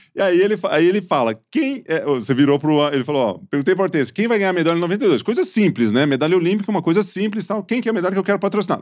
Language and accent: Portuguese; Ituverava, São Paulo, Brazil; Eu sou de Tuverava ali